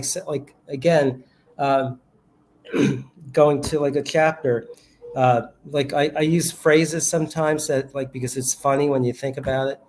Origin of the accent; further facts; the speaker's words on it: New York City, New York, United States; I grew up in New York City, grew up in the Bronx